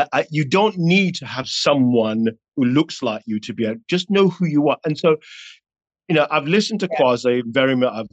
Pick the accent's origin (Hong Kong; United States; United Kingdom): United Kingdom; London; I was raised in North London in the 80s.